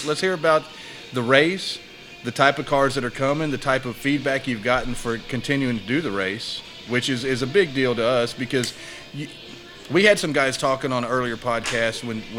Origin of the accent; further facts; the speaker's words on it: Texas, United States; I grew up in South Texas. I was born and raised here.